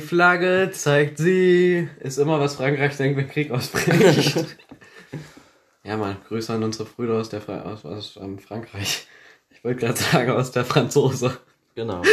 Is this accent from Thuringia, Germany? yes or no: yes; Thuringia, Germany; accent: Thuringian; bei uns auf dem Land stinkt es überall nach Scheiße und wir können kein Deutsch, wir können kein Hochdeutsch sprechen. Man hört uns un-, unseren Thüringer Akzent